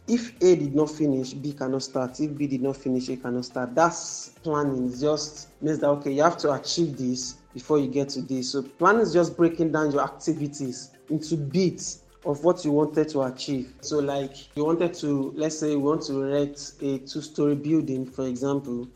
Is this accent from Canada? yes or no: no; Nigeria; I'm from Nigeria